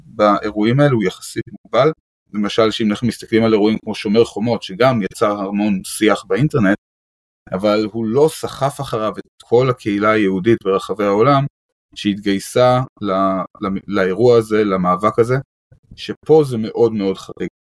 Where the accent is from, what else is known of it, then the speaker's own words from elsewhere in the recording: Israel; כישראלים מאוד מעורבים בנושא הזה. זה אנחנו, זה החיים שלנו, זה המדינה שלנו.